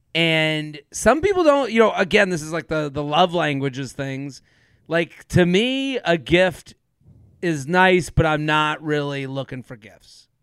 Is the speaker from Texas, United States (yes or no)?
no; Needham, Massachusetts, United States; I'm from Needham, the longest running high school Thanksgiving football rivalry in the country with Needham and Wellesley